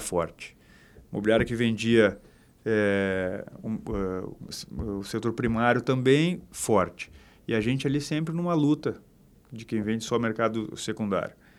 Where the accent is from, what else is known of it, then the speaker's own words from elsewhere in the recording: Porto Alegre, Rio Grande do Sul, Brazil; eu sou gaúcho sou de Porto Alegre do bairro Bonfim Magro do Bonfa e cara eu cresci dentro de imobiliária